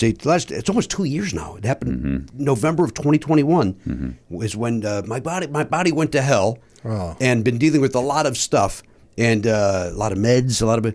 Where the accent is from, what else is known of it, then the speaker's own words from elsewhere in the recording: Chicago, Illinois, United States; moved away; I grew up in Chicago, where Steve Dahl, who's one of my heroes, was the morning DJ who did Disco Demolition.